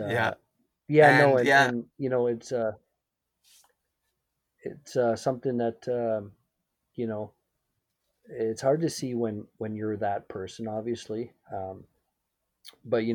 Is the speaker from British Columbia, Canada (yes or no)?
yes; Surrey, British Columbia, Canada; I grew up in Surrey